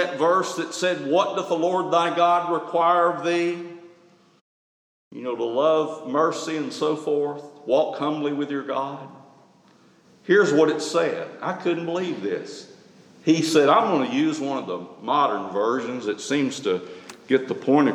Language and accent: English; Tuscaloosa, Alabama, United States; Growing up in Tuscaloosa, we didn't have a pump